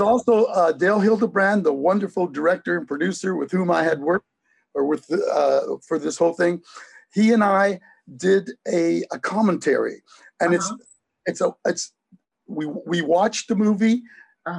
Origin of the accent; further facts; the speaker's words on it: Hamilton, Ontario, Canada; also born or lived in Racalmuto, Sicily; in Hamilton, Ontario, where I grew up.